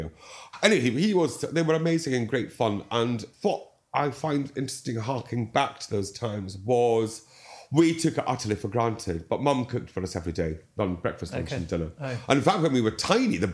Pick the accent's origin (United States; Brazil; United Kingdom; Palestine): United Kingdom; Dundee, Scotland; now in London, United Kingdom; I was born in St Mary's in Dundee. Yeah. And then when I was one, I'm the youngest of three boys, Dad bought a plot of land just outside Dundee